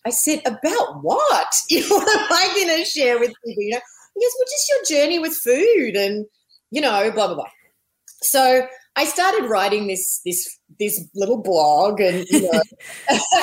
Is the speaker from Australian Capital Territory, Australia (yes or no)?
no; Melbourne, Victoria, Australia; moved away as an adult; also born or lived in Los Angeles / Missouri; I'm Australian. I grew up in Melbourne, but my family lived and worked all over the world. So I went to a lot of, some international schools